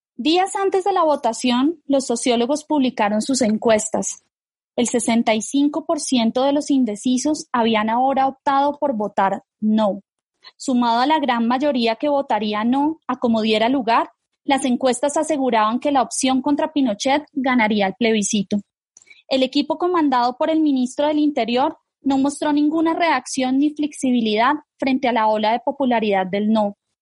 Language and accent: Spanish; Colombia